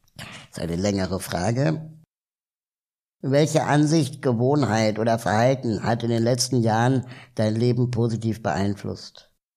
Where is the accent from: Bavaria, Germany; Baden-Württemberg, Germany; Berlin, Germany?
Berlin, Germany; also born or lived in South America / Peru; ich bin zwar in Berlin aufgewachsen